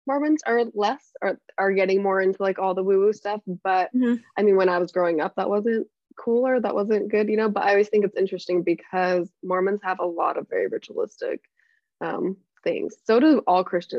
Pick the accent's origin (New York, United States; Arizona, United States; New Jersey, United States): Arizona, United States; Mesa; I'm from Mesa, Arizona.